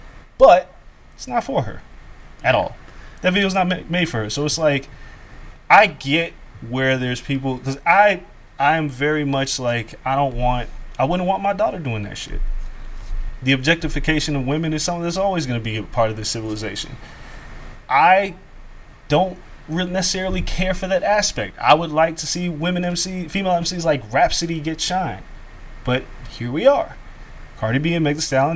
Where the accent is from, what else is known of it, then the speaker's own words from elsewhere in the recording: Las Vegas, Nevada, United States; moved away; also born or lived in Atlanta; the way that we grew up in Vegas was just completely different than how anybody else grew up